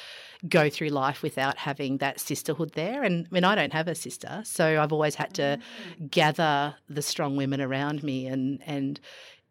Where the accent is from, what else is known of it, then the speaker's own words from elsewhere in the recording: Victoria, Australia; moved away; I grew up sort of in Victoria